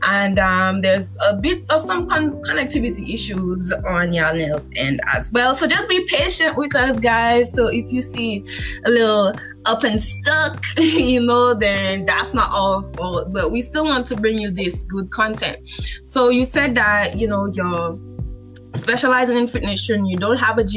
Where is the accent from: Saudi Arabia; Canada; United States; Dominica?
Dominica; I am from Dominica